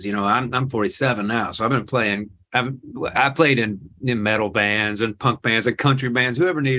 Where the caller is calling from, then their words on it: Memphis, Tennessee, United States; It's a dump, but it's home.